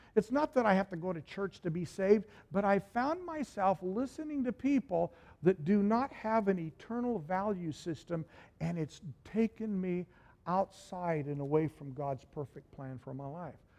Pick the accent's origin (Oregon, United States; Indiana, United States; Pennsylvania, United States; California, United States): Oregon, United States; moved away as an adult; we're all from Oregon